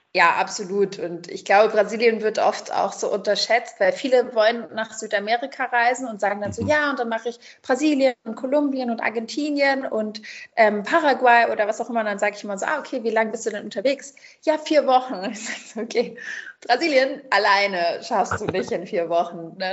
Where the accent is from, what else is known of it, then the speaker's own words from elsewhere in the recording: Berlin, Germany; also born or lived in Brazil; Ich bin in Berlin äh, groß geworden